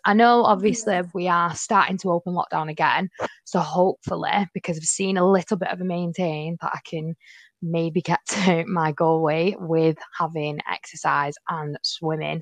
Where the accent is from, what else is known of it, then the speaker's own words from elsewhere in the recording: Manchester, North West England, United Kingdom; I'm 22 from Manchester